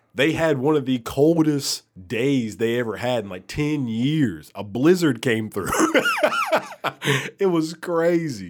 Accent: Alabama, United States; moved away as an adult; also born or lived in Milwaukee; now in Memphis, United States; I'm from Alabama

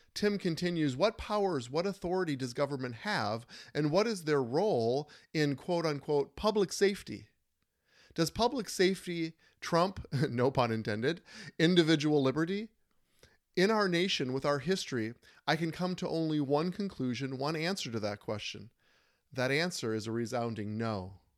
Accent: Minnesota, United States; in Minnesota, my home state

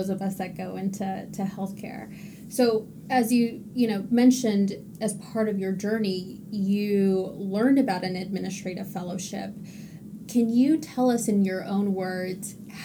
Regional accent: Texas, United States; now in Massachusetts, United States; I'm originally from Texas, so I did apply to fellowships back home

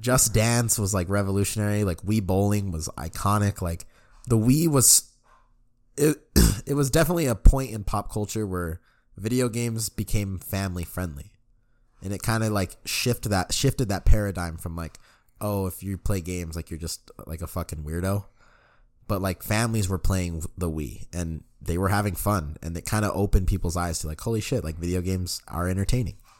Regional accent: Denver, Colorado, United States; born or raised there

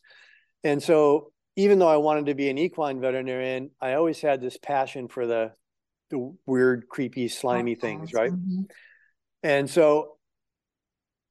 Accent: Hawaii, United States; moved away; also born or lived in Florida Keys, Florida / Davis, California / Los Angeles, California; I grew up in Hawaii

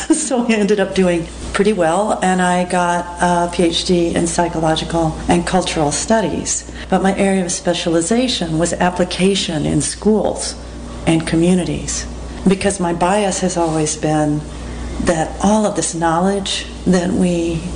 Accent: Texas, United States; moved away as an adult; also born or lived in Lincoln, Nebraska / Portland, Oregon; I was raised in Texas

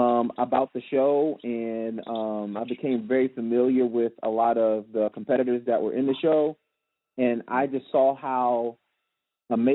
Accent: Richmond, Virginia, United States; I am from Richmond, Virginia

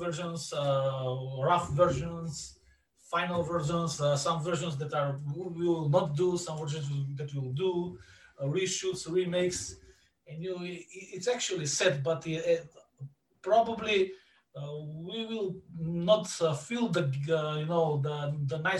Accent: Bitola, Pelagonia, North Macedonia; in Bitola, my hometown, we are near the border with Greece

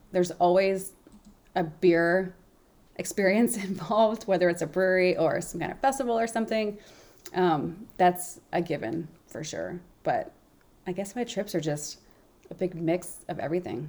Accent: Memphis, Tennessee, United States; now in New England, United States; Memphis, my hometown

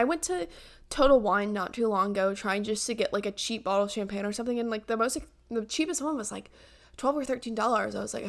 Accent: Yorkshire and the Humber, United Kingdom; like, yeah, you know, I'm from Yorkshire.

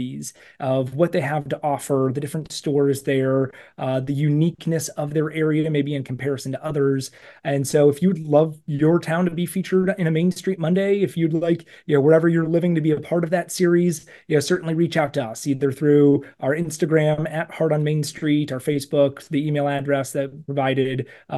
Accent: Cleveland, Ohio, United States; And I grew up in the Cleveland area. There's so many great downtown areas in right around you.

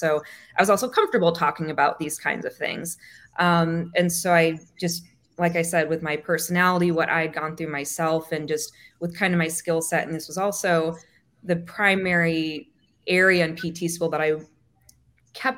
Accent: Michigan, United States; moved away as an adult; also born or lived in Texas / Annapolis, Maryland; now in Florida, United States; I grew up in Michigan

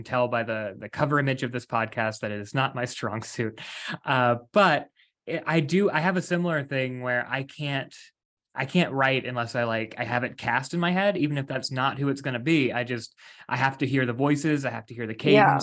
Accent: West Virginia, United States; also born or lived in Myrtle Beach, South Carolina; now in Los Angeles, United States; I'm originally from West Virginia

